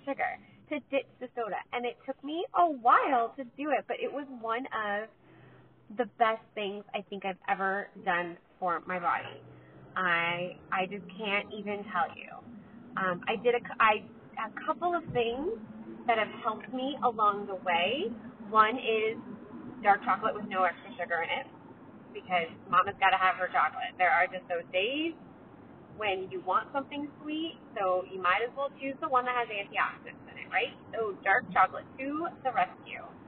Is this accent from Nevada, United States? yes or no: no; California, United States; I'm from California